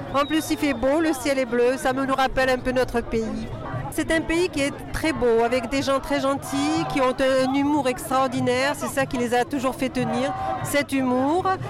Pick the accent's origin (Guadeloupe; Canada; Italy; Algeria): Algeria; now in France; je suis algérienne